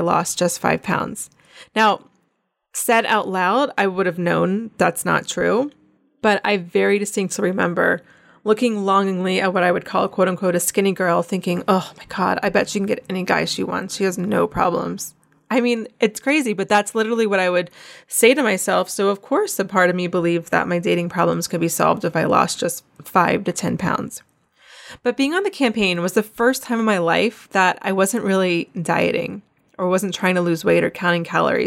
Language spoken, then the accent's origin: English; North Carolina, United States; moved away as an adult; also born or lived in Charleston, South Carolina; I'm from Wilmington, North Carolina